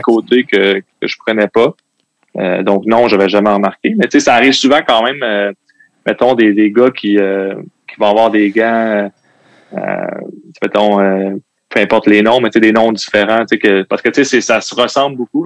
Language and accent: French; Quebec City, Quebec, Canada; also born or lived in L'Ancienne-Lorette; J'ai grandi à Sibérie